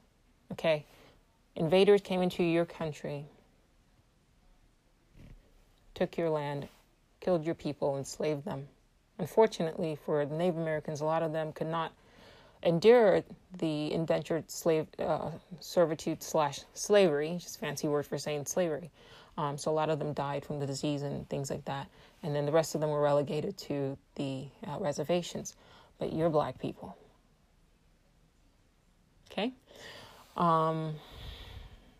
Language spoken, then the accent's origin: English; Nigeria; I'm Igbo from West Africa, Nigeria